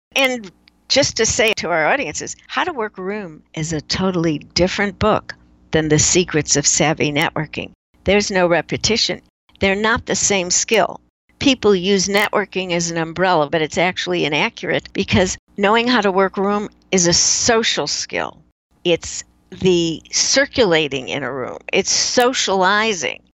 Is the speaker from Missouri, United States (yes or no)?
no; Chicago, Illinois, United States; moved away; I grew up in Chicago